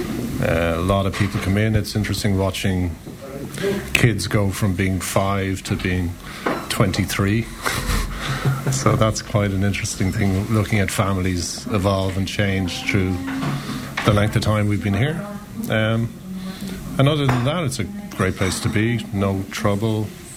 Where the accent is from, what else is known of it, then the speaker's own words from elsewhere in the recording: Shannon, Munster, Ireland; also born or lived in Dublin; now in Lahinch, Ireland; so I'm from Shannon. Moved from Dublin to here 25, 26 years ago